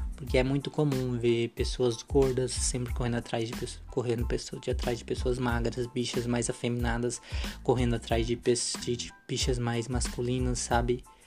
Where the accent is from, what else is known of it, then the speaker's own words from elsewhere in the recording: Brazil; a gente é brasileira